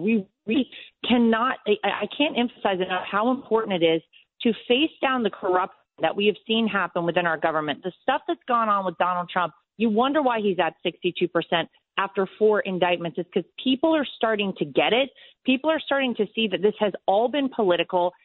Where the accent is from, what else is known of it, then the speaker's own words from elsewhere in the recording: Wilmington, North Carolina, United States; moved away as an adult; now in New York, United States; my hometown, born and raised